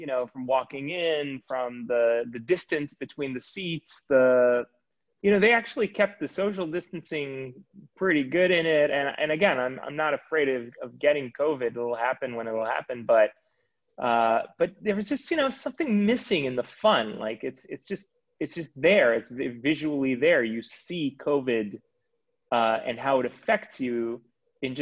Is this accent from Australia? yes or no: no; Israel; moved away; when I was growing up in Israel